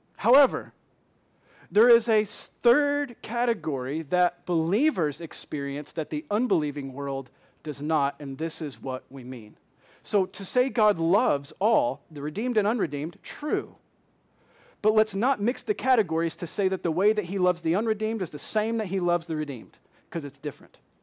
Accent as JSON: {"language": "English", "region": "Michigan", "country": "United States", "moved": "yes", "said": "I'm from Michigan"}